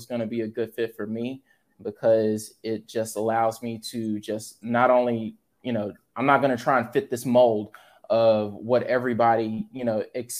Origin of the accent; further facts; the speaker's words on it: Dry Prong, Louisiana, United States; moved away as an adult; also born or lived in Los Angeles, California / Baton Rouge, Louisiana; now in Dallas, United States; When my parents retired, we moved to Louisiana, small town. It's called Dry Prong.